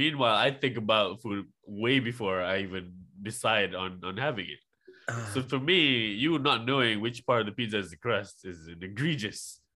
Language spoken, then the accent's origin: English; Malaysia; I am from Malaysia.